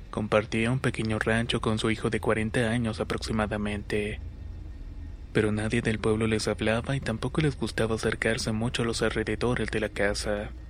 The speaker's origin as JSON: {"language": "Spanish", "country": "Colombia", "said": "soy de Colombia."}